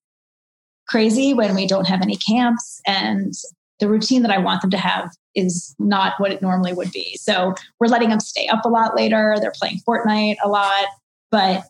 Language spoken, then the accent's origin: English; Maryland, United States; moved away; also born or lived in Washington, District of Columbia, United States; I was only a half hour away from home because I grew up in Maryland